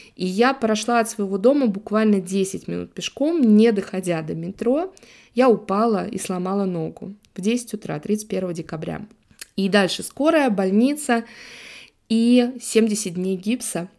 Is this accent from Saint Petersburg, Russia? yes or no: yes; Saint Petersburg, Russia; also born or lived in Italy; коренная жительница Санкт-Петербурга